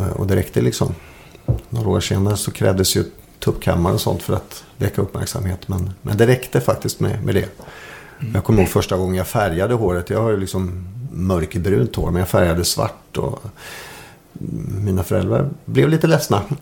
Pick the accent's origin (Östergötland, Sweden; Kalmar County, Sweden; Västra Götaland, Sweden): Östergötland, Sweden; Malmslätt; Jag bodde en knapp mil utanför Linköping, ute på landet.